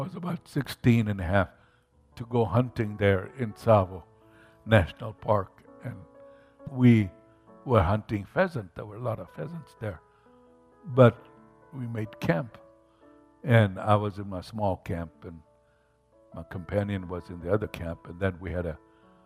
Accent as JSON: {"language": "English", "town": "Mombasa", "region": "Mombasa County", "country": "Kenya", "tie": "born or raised there", "said": "where I grew up in Mombasa, Kenya"}